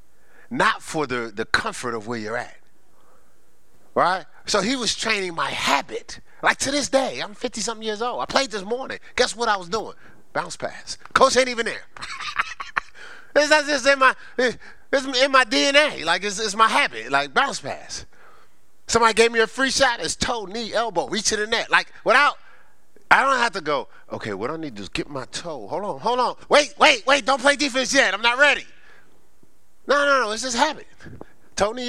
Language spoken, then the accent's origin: English; Newark, New Jersey, United States; I was raised in Newark, New Jersey, on the streets of Newark